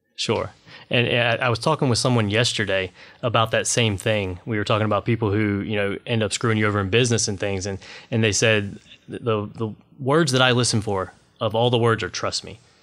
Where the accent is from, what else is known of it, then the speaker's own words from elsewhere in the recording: Washington, North Carolina, United States; I grew up in Washington, North Carolina.